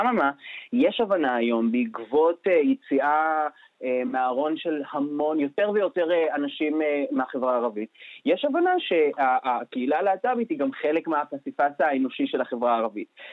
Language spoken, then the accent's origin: Hebrew; Nof HaGalil, Northern District, Israel; אני במקור מהצפון, נצרת עילית, נוף הגליל